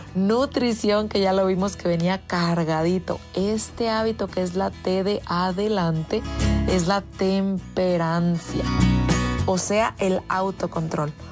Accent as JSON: {"language": "Spanish", "country": "Mexico", "said": "los que somos mexicanos"}